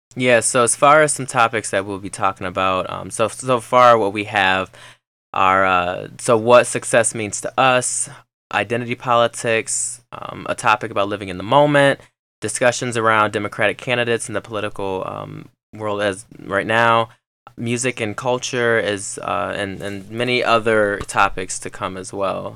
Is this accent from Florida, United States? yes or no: no; Michigan, United States; I am from Michigan.